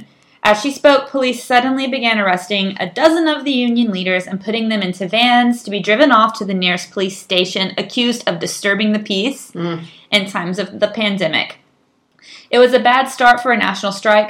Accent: United States; moved away as an adult; now in Chile; We come from the United States

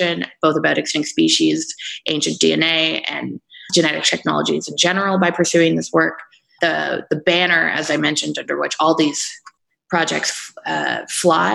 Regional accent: Canada; moved away as an adult; also born or lived in Denmark; my home country of Canada

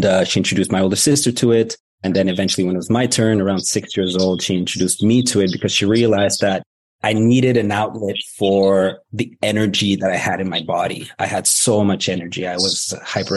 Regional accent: Moscow, Russia; now in Canada; I was born in Moscow

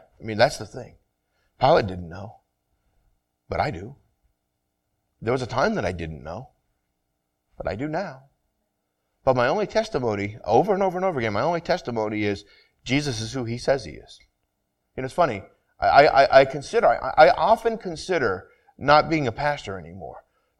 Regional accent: Vermont, United States; where I grew up in Vermont, you were either Catholic or Protestant.

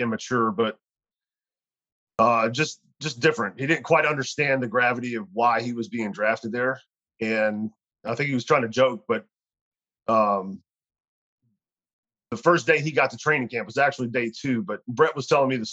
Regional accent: Louisiana, United States; moved away; I'm from Louisiana

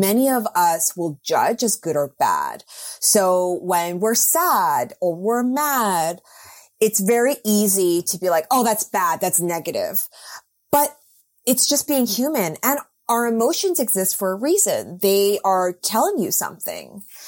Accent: Vancouver, British Columbia, Canada; moved away as an adult; also born or lived in New York; I moved back to my hometown of Vancouver

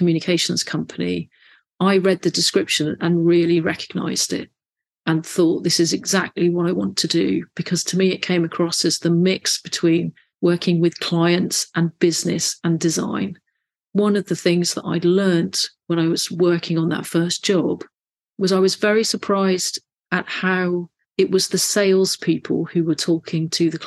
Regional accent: Bristol, South West England, United Kingdom; So I grew up in Bristol, went to a local secondary school on the sort of suburbs of Bristol

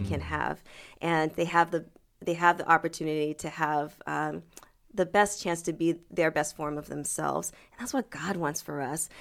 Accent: Manchester, New Hampshire, United States; first language French; English is a second language; moved away as an adult; also born or lived in Boston, Massachusetts / St. Louis, Missouri / Cleveland, Ohio; I was born in Boston. Okay. And raised in Manchester, New Hampshire.

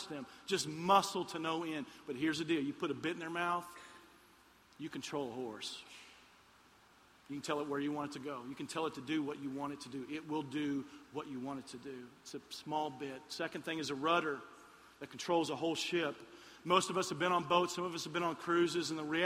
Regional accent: Lexington, Kentucky, United States; moved away; I'm from Lexington, Kentucky

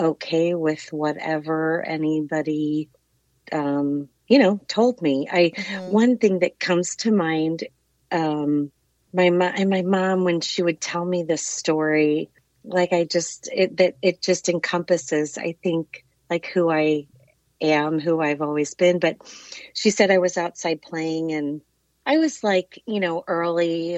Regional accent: St. Louis, Missouri, United States; Born and raised in St. Louis

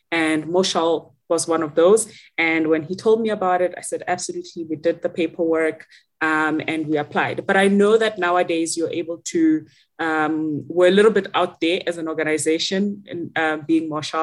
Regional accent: Rustenburg, North West, South Africa; I am from a small town called Rustenburg in the Northwest, and that is where I grew up

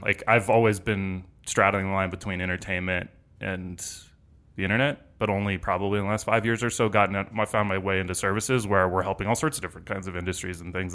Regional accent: Denver, Colorado, United States; moved away as an adult; also born or lived in Los Angeles; I grew up here in Denver

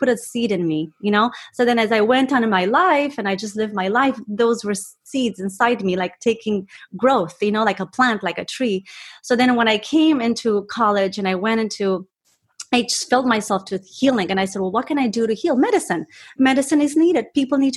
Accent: Romania; moved away; I was born in Romania, and my parents, my dad was a surgeon

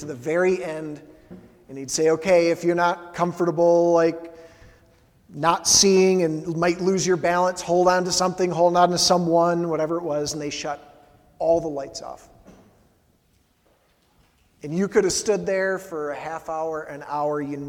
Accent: the South, United States; also born or lived in Stump House Mountain (South Carolina); now in Utah, United States; I grew up in the South

